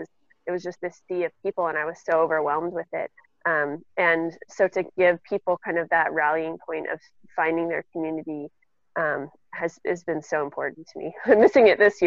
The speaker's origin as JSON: {"language": "English", "town": "Seattle", "region": "Washington", "country": "United States", "said": "I'm from Seattle"}